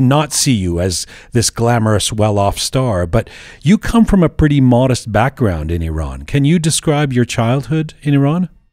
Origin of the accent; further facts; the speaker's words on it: Canada; also born or lived in England; I was born in England, I grew up there, I grew up in Canada.